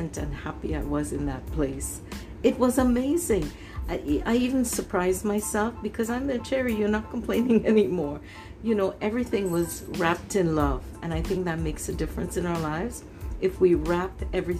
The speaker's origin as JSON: {"language": "English", "country": "Canada", "tie": "born or raised there", "also_born_or_lived": "Trinidad", "said": "I grew up here in Canada"}